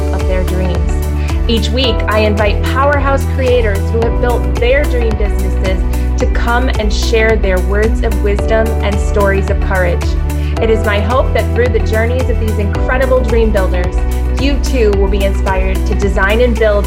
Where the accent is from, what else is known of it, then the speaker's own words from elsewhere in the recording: Boston, Massachusetts, United States; I grew up in Boston, and so I lived really close to the MFA